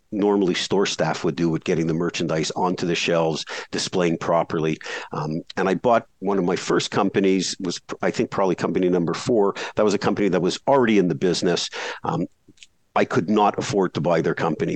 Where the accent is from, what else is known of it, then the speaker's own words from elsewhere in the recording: Canada; I grew up in Canada, shoveling snow in the winter